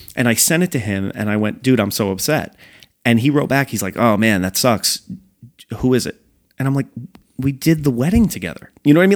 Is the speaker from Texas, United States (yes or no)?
no; New York, United States; moved away; also born or lived in New Jersey; I grew up in New York